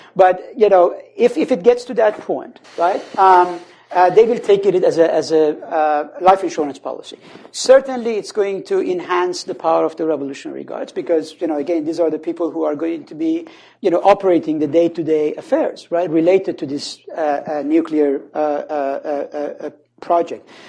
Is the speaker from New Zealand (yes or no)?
no; Khuzestan, Iran; moved away; I come from the Khuzestan region.